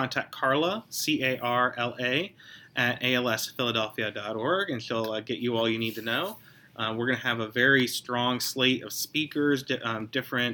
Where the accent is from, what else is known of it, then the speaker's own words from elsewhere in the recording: Pittsburgh, Pennsylvania, United States; now in Philadelphia, United States; I'm from Pittsburgh originally